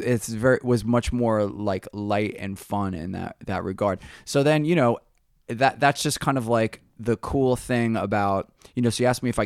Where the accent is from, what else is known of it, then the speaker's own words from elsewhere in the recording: New York, United States; Yeah, we were more guitar, from you know, it's like, indicative of New York.